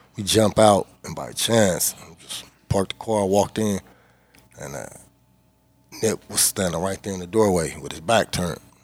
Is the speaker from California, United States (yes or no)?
yes; Inglewood, California, United States; where I'm from, uh, I'm from Inglewood, and uh, we on the north side of Inglewood